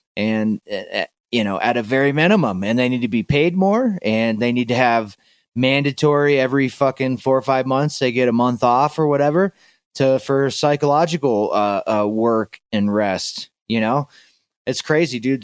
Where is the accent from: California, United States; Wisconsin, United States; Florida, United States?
Florida, United States; also born or lived in Tennessee; I grew up in Florida and I split my time between Florida and Tennessee